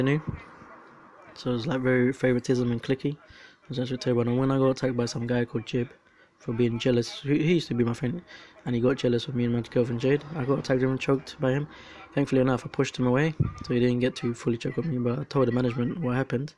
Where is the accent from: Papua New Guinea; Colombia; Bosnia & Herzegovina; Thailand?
Colombia; I'm from Colombia